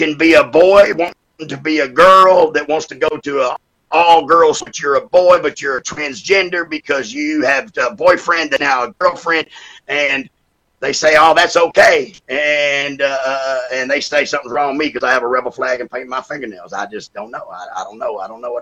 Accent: Sydney, New South Wales, Australia; moved away; I was born in Sydney, Australia

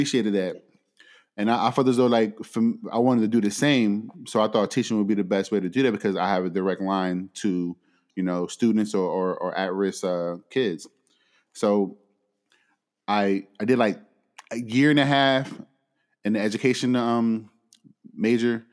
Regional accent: Philadelphia, Pennsylvania, United States; moved away; I'm born and raised in Philly

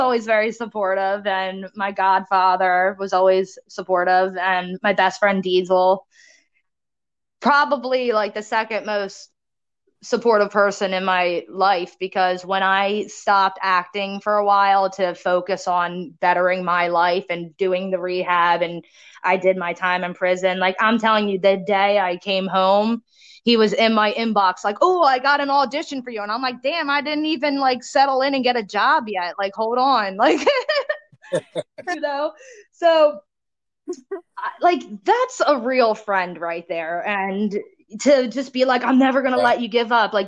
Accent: Cape May, New Jersey, United States; the town I grew up in Cape May

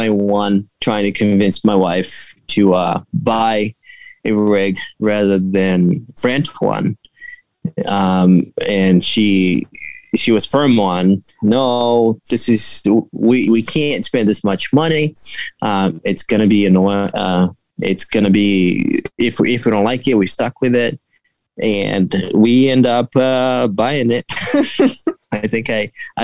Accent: Brazil; English is a second language; now in Massachusetts, United States; I'm actually originally from Brazil

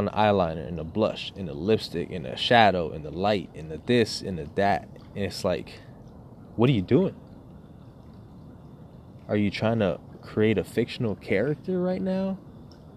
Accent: United States; as an American

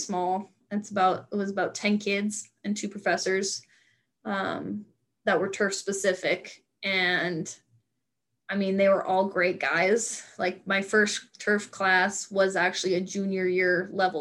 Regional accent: Nevada, United States; moved away as an adult; also born or lived in North Dakota; I'm from a small town in Nevada where the people I graduated kindergarten with are the same people I graduated high school

